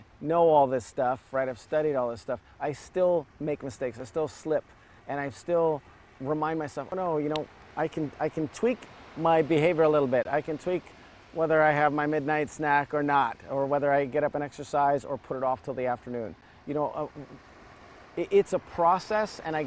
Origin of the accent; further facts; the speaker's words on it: Evanston, Illinois, United States; first language Serbo-Croatian; English is a second language; moved away as an adult; also born or lived in San Francisco Bay Area, United States; now in Los Angeles, United States; I grew up in Chicago